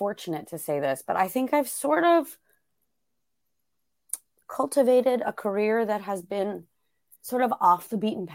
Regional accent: Arlington, Virginia, United States; also born or lived in New York; I grew up in just outside Washington, D.C. in Arlington, Virginia

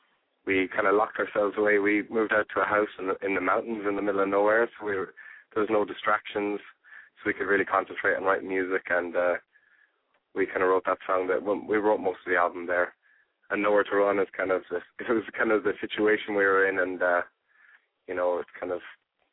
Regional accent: Ireland; also born or lived in Spain; We're an Irish band, but we met out in there's a tourist area of Spain that had a lot of live music in the area, and we kind of got together and jammed, and then we moved from there to Ireland and made our name in Ireland.

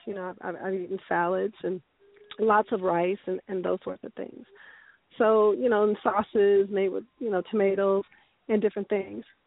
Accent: San Francisco, California, United States; moved away as an adult; also born or lived in Ghana; now in Las Vegas, United States; I came up born and raised in San Francisco, very, very liberal city

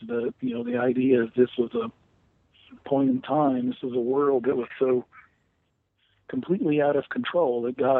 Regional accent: the South, United States; my background and growing up in the South

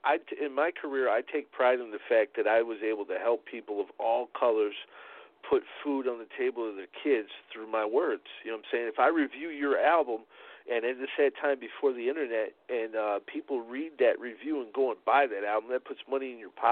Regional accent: Chicago, Illinois, United States; You know, I'm from Chicago, but I moved down to the southern part of the state.

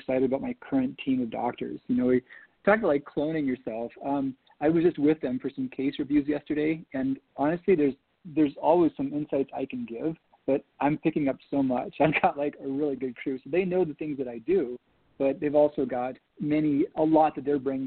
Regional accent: Minnesota, United States; growing up in Minnesota

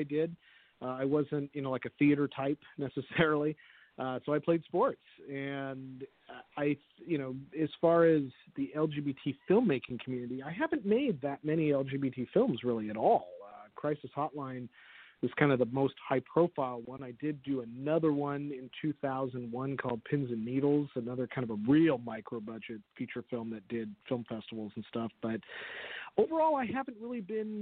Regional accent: San Jose, California, United States; I was born and raised in San Jose

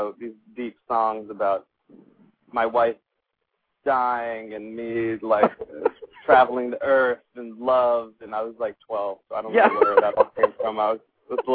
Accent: Los Angeles, California, United States; I was raised in Hollywood. I was born in Los Angeles

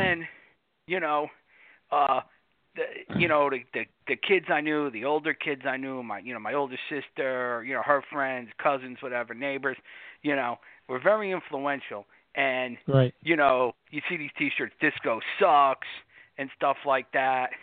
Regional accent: New York, United States; born or raised there

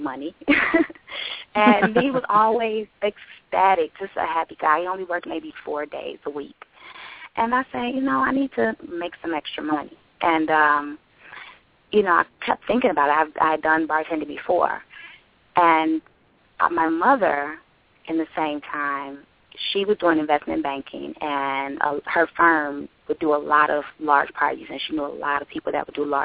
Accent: New York City, New York, United States; also born or lived in Atlanta; now in Chicago, United States; I was born in Chicago, and then I grew up in Brooklyn, New York. And from there, I moved to Atlanta

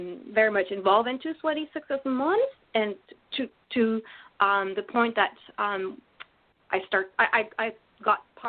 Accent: France; accent: French; English is a second language; moved away; I grew up in France. I guess that's an important part, so hence my accent.

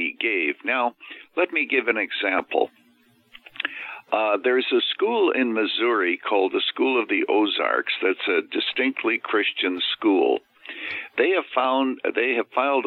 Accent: Canada; now in Illinois, United States; I was actually born and raised in Canada. So I'm a naturalized American

